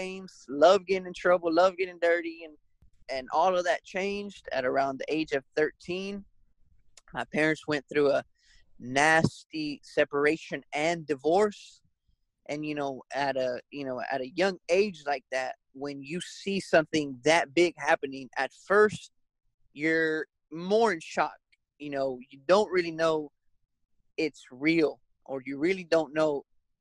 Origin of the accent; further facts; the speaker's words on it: Athens, Georgia, United States; also born or lived in Las Vegas, Nevada / Texas; I am from Athens, Georgia